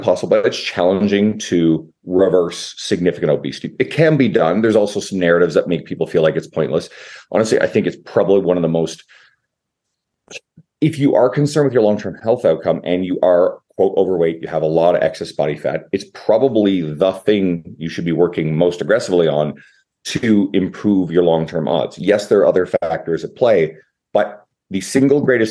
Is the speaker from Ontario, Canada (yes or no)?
no; Newfoundland and Labrador, Canada; now in Edmonton, Canada; I'm in Edmonton, Canada, although I'm originally from the east coast of Canada, Newfoundland